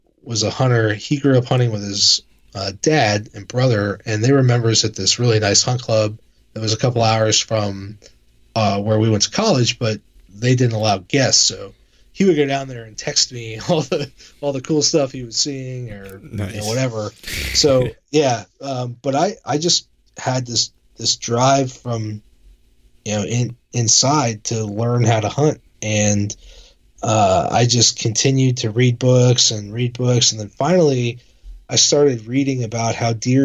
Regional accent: Northern Virginia, United States; I was born and raised in Northern Virginia

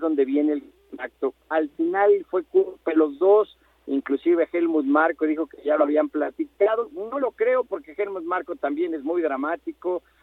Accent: Mexico; como mexicanos lo apoyamos

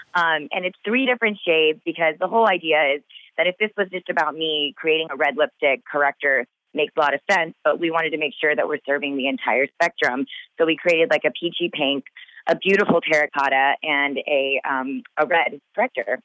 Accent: Texas, United States; I grew up in Texas blonde hair, blue eyes everywhere I looked

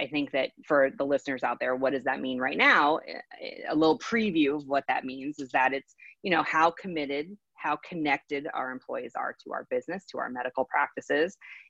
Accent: California, United States; moved away as an adult; now in Texas, United States; I'm a transplant from California to Texas

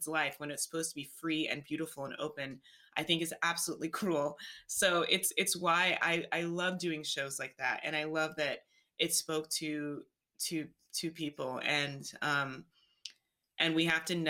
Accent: Alabama, United States; moved away; also born or lived in New York City / Los Angeles; I'm from Alabama

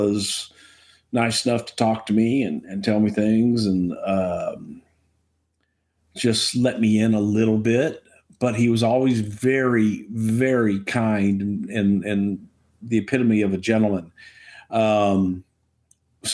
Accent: Houston, Texas, United States; in Houston. in my hometown

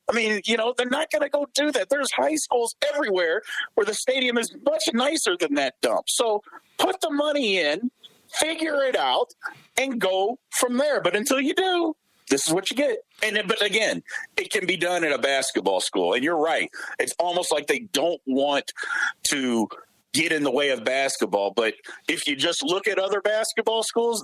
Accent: Louisville, Kentucky, United States; I grew up in Louisville.

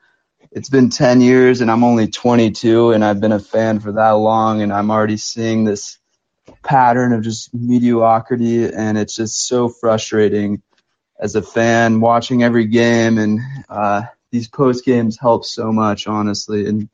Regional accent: California, United States; I'm from California.

